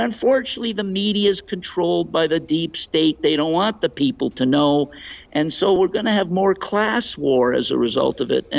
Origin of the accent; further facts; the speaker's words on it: Canada; As a Canadian, you're now asking me a personal question about how I feel